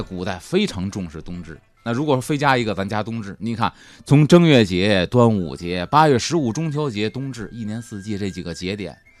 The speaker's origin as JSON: {"language": "Chinese", "country": "China", "said": "我们中国人没有抹灭我们那个浪漫主义的神话色彩"}